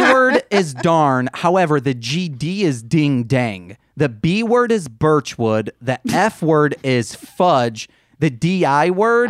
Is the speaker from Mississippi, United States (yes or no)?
no; Muskegon, Michigan, United States; we're from Michigan, Muskegon, Michigan